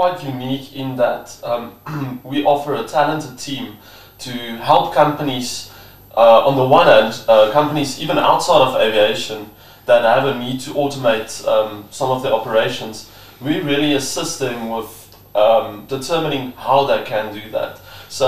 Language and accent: English; Bloemfontein, Free State, South Africa; Was born and raised in Bloemfontein